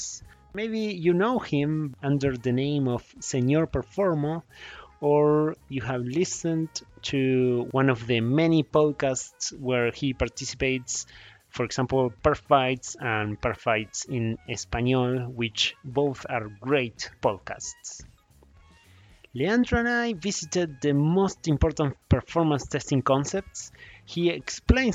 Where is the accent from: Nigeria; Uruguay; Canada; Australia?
Uruguay; now in California, United States; I am from Uruguay, living in California